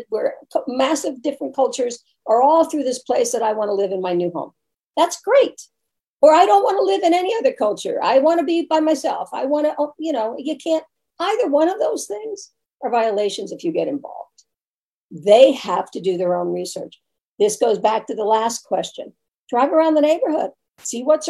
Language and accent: English; New York, United States; moved away; also born or lived in Brooklyn; I'm originally from New York